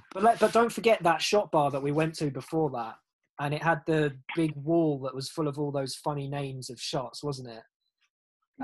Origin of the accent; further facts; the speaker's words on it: England, United Kingdom; now in Germany; Being English in Germany